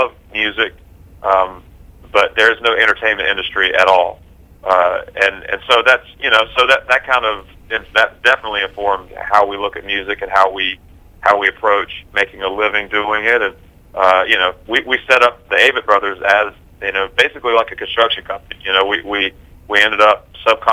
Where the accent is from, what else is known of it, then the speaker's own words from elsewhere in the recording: Concord, North Carolina, United States; We grew up in Concord, North Carolina, which is a very very blue-collar place